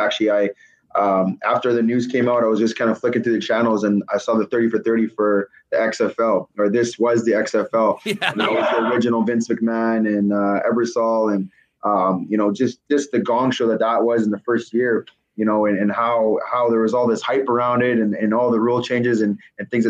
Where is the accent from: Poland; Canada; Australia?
Canada; being a Canadian running back from a junior program